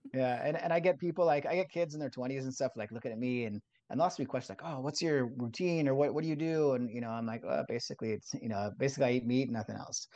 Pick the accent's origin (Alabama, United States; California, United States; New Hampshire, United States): California, United States; Southern; I, I grew up in Southern California in, in a beach town